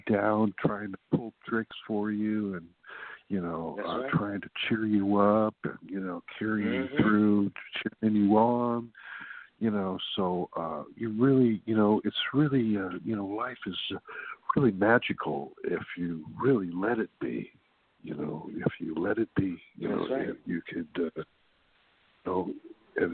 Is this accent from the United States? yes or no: yes; Orange County, California, United States; now in West Sacramento, United States; I'm from Orange County down in Tustin, Fullerton, Newport Beach, Costa Mesa.